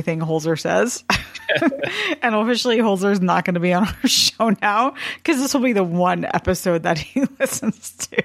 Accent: Canada; as a Canadian

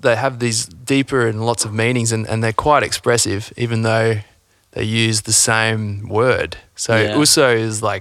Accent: Coomera, Queensland, Australia; also born or lived in Byron Bay; I actually grew up like south of Brisbane, so north Gold Coast, you know, Coomera.

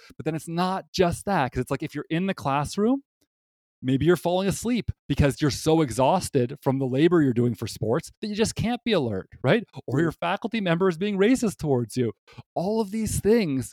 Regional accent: Canada; moved away; I'm from Canada.

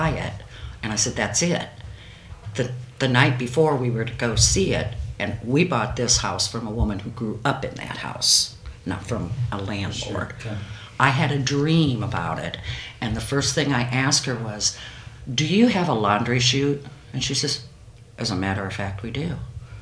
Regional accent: Angola, Indiana, United States; moved away as an adult; now in Fort Wayne, United States; I grew up in Angola in the 50s and the 60s.

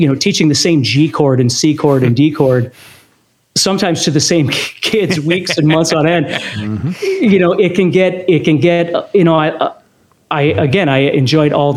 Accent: Fargo, North Dakota, United States; I grew up in Fargo, North Dakota

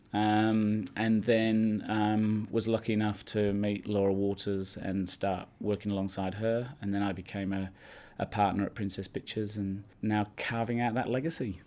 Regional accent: Yorkshire and the Humber, United Kingdom; I grew up in Yorkshire from a farming family

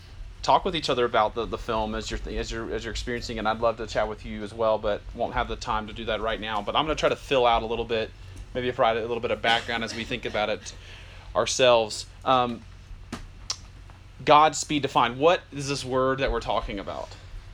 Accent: Germany; born there; We're all born in different countries. I was born in Germany.

